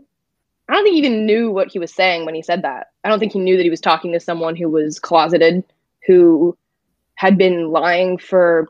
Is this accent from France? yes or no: yes; France; moved away; I'm from France